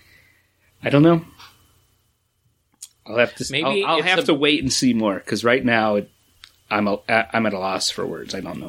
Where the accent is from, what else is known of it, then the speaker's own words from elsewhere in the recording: Boston Hills, New York, United States; I grew up in the Boston Hills of New York